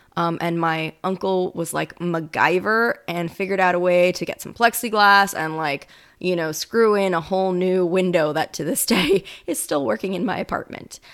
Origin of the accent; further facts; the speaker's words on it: Florida, United States; now in New Orleans, United States; I'm originally from Florida